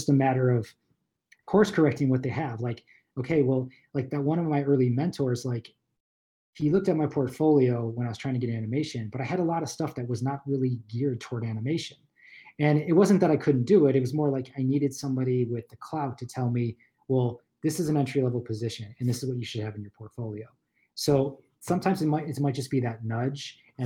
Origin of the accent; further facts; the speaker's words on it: Buffalo, New York, United States; moved away as an adult; also born or lived in Los Angeles; I grew up in Buffalo, New York